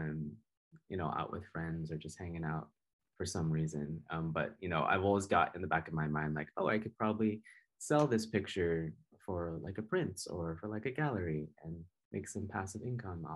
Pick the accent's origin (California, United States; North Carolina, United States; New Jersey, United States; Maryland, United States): California, United States; Laguna Beach; I grew up in Laguna